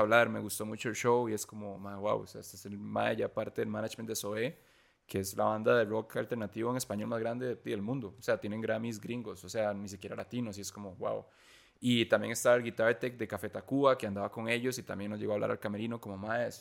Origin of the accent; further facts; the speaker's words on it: Costa Rica; somos una banda costarricense latina